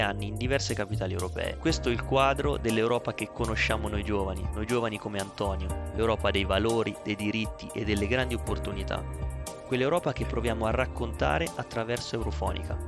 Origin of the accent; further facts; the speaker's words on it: Italy; moved away as an adult; italo-finlandese, cresciuto e vissuto in Italia